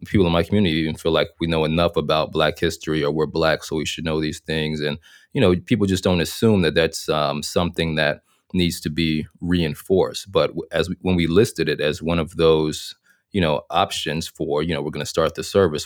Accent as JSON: {"language": "English", "town": "Little Rock", "region": "Arkansas", "country": "United States", "tie": "born or raised there", "also_born_or_lived": "North Carolina", "moved": "as an adult", "said": "I'm from Arkansas, born and raised in Little Rock, Arkansas"}